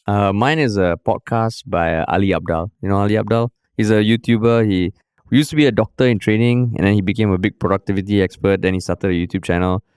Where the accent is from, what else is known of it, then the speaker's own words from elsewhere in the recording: Singapore; being a Singaporean